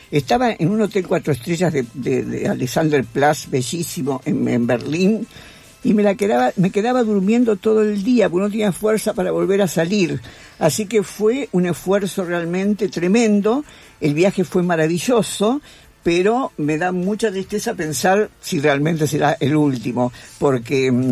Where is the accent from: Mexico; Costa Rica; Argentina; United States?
Argentina; yo soy argentina